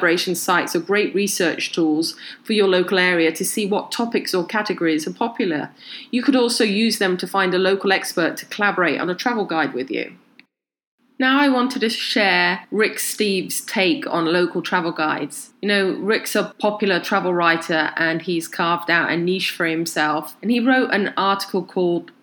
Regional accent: United Kingdom; now in Los Angeles, United States; I'm originally from the UK, and on a recent trip to my hometown in the UK

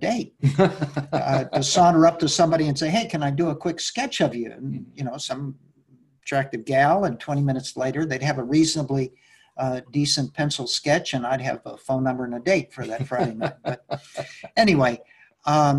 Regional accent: Mexico City, Mexico; I was born and brought up in Mexico City

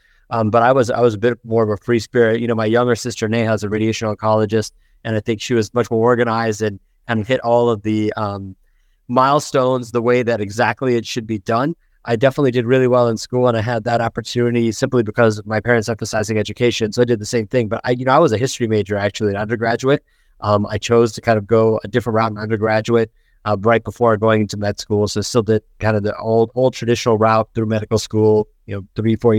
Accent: Indiana, United States; also born or lived in Chicago; I grew up in Indiana, essentially. I was born in Chicago, and we moved. I was really young as my father got transferred.

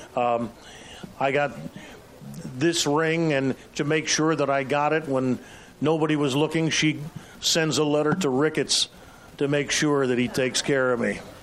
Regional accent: Chicago, Illinois, United States; I grew up on the South Side

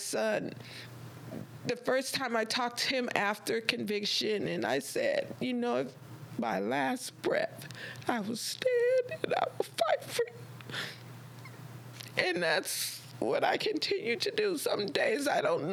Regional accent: Compton, California, United States; also born or lived in Lynwood, California; I grew up in Compton

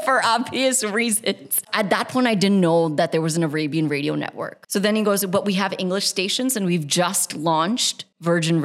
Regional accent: United States; now in United Arab Emirates; We grew up in a very desi household in America.

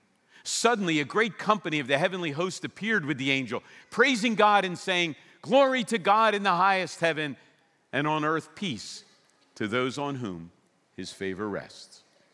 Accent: Philadelphia, Pennsylvania, United States; In fact, I grew up in Philadelphia, and Christmas season began right after the Thanksgiving parade.

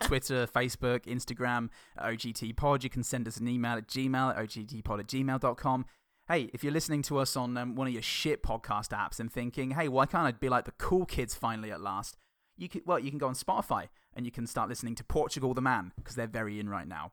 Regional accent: Northampton, East Midlands, United Kingdom; I was born in Northampton in nineteen eighty-six at the Northampton General Hospital

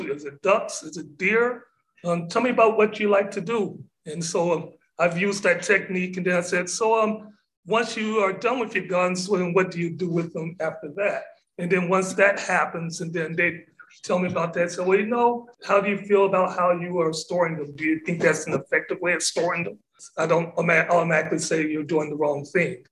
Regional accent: Corrigan, Texas, United States; now in Galveston, United States; living in Galveston and then also growing up in East Texas. I went to high school in a little town called Corrigan, which is 25 miles south of Lufkin.

